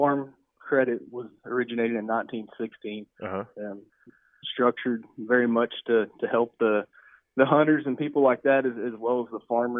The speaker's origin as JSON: {"language": "English", "area": "Bosque County, near Waco", "region": "Texas", "country": "United States", "tie": "born or raised there", "said": "I grew up in Bosque County, just outside of Waco"}